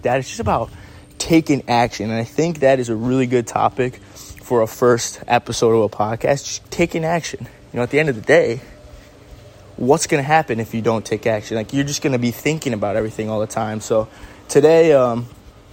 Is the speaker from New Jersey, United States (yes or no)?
no; Syracuse, New York, United States; also born or lived in Los Angeles; my hometown, Syracuse, New York